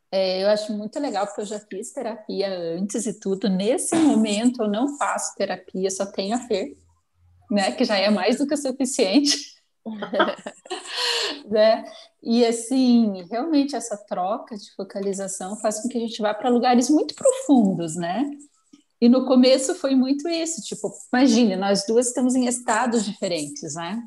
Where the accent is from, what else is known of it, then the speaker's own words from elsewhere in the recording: Fazenda Rio Grande, Paraná, Brazil; eu sou de Curitiba, de verdade, uma cidadezinha metropolitana de Curitiba, que é a Fazenda Rio Grande